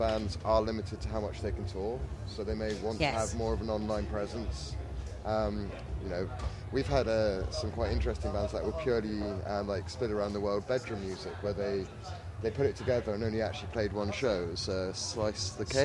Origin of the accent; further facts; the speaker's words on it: Devon, South West England, United Kingdom; accent: Devon; going into a Devon accent, because it's really easy just to slip back in there